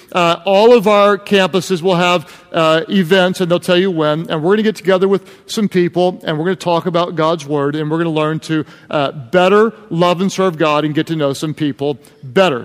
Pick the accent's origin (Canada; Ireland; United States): United States; Oklahoma; I'm from Oklahoma